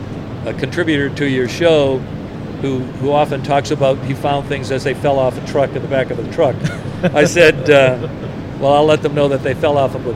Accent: Roxbury, Massachusetts, United States; also born or lived in Braintree; Well, I was born in Boston, raised in Roxbury and Braintree. And the reason that I don't have a Boston accent is because when I went to boot camp

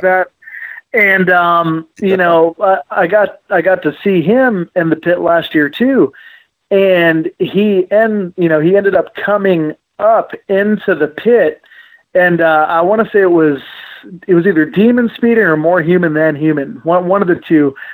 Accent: California, United States; we're we're Cali kids. I came from California

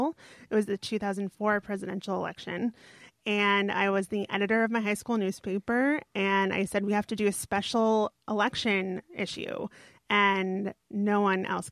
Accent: New York, United States; born or raised there

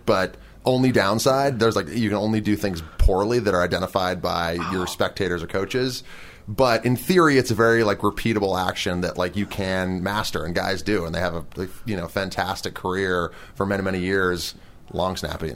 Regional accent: Portland, Oregon, United States; moved away as an adult; now in California, United States; I'm from Portland, Oregon.

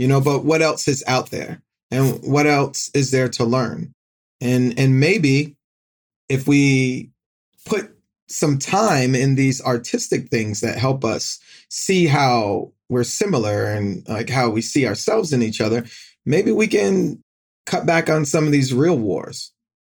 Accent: Norfolk, Virginia, United States; I grew up in Norfolk, Virginia

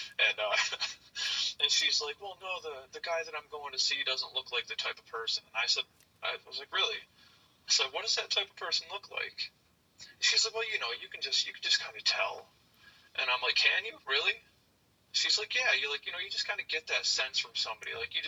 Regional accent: New York, United States; I'm from New York. I was in North Carolina for like 4 months.

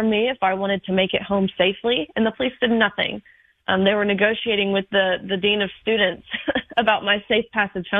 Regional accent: Nashville area, Tennessee, United States; I am from the Nashville area, not too far from you

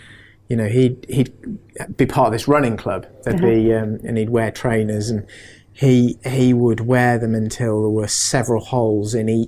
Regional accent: Singapore; born there; also born or lived in Indonesia; So I was born in Singapore, and then we lived in Indonesia

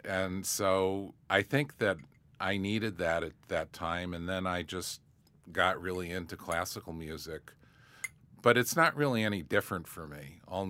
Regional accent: Syracuse, New York, United States; born or raised there

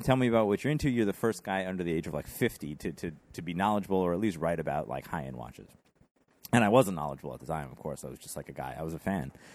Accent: Rochester, New York, United States; also born or lived in West Village, New York; now in New York City, United States; I'm from Rochester, New York, uh, kinda born and bred up there.

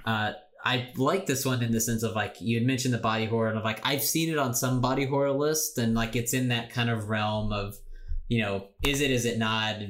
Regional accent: United States; I'm an American

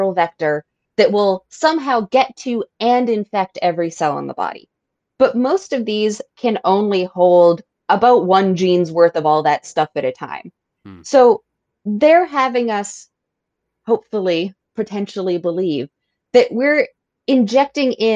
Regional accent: Massachusetts, United States; I'm from Massachusetts

